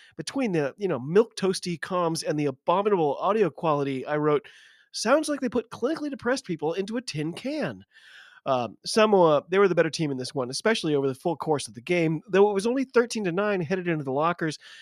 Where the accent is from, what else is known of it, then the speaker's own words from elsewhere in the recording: United States; I'm an American